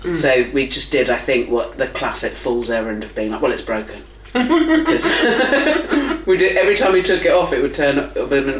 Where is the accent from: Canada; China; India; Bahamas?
India; I'm Indian.